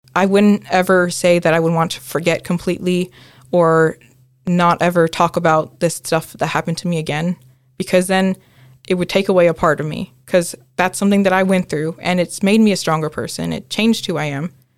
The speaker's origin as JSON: {"language": "English", "country": "United States", "said": "I'm a first generation Filipino-American. Um, so my mom was born in the Philippines and my dad is from here in the U S"}